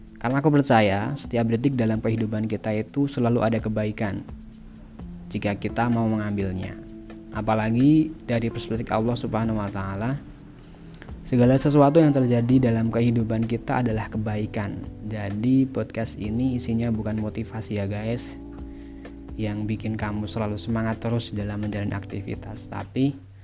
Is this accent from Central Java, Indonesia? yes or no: yes; Temanggung, Central Java, Indonesia; Aku lahir di Temanggung, sebuah daerah di Provinsi Jawa Tengah